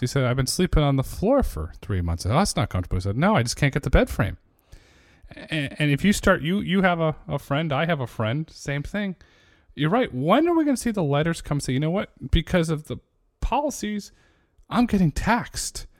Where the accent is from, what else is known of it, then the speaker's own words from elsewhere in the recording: New England, United States; I grew up in New England, and there's a lot of opportunities there